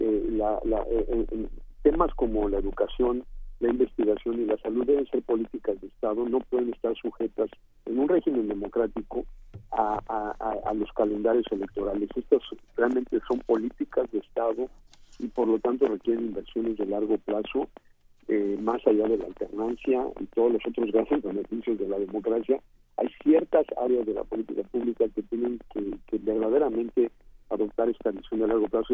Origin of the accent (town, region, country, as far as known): Mexico